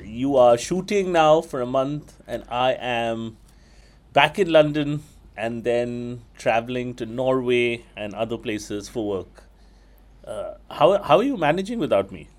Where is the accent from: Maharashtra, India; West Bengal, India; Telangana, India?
West Bengal, India; Kolkata; when I was growing up in Calcutta in nineteen eighty-nine